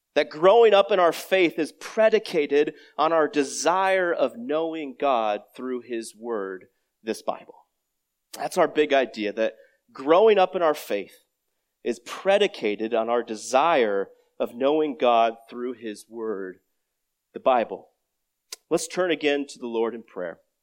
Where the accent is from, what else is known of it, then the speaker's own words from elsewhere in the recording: Iowa, United States; I grew up in Iowa